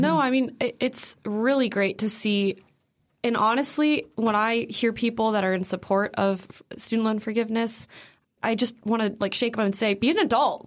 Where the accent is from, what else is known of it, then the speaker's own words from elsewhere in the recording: Naperville, Illinois, United States; moved away; I'm from Naperville, Illinois, originally